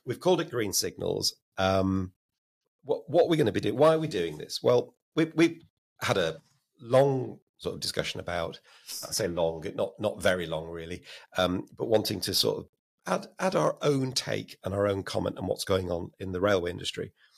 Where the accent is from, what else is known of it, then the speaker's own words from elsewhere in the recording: Blackburn, North West England, United Kingdom; also born or lived in Oldham; I was born in Oldham, but, uh, grew up and went to school in Blackburn